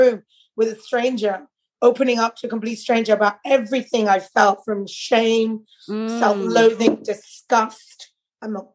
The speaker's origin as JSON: {"language": "English", "region": "London", "country": "United Kingdom", "tie": "born or raised there", "moved": "as an adult", "lives_now": "Netherlands", "said": "I'm growing up in London"}